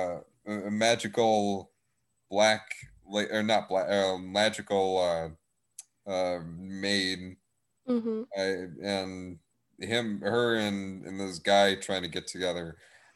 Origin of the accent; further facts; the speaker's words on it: Texas, United States; but I'm from Texas, of course, North Texas.